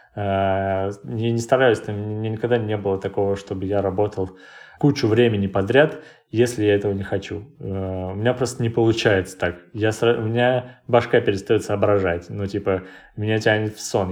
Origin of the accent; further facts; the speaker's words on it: Krasnoyarsk, Krasnoyarsk Krai, Russia; moved away as an adult; now in Moscow, Russia; я обычный человек из Красноярска